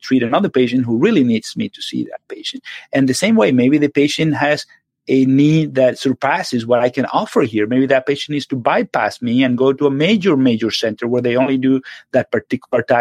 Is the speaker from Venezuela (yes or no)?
yes; Venezuela; moved away as an adult; now in United States; Yes, I'm from Venezuela originally. I lived there all my life